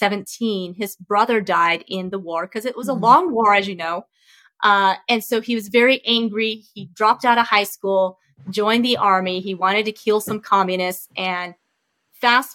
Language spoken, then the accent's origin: English; Flagstaff, Arizona, United States; English is a second language; also born or lived in Vietnam / Camp Pendleton, California; we ended up moving to Arizona. So I grew up in Flagstaff